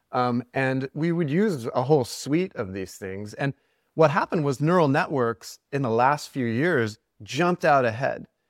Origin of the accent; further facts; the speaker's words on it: Cherokee Nation, Oklahoma, United States; I'm from Oklahoma. I'm, I'm, grew up in the Cherokee Nation